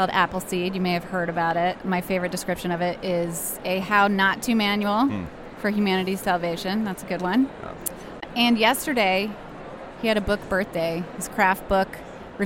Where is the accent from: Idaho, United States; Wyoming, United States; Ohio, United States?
Ohio, United States; now in Houston, United States; I'm from Ohio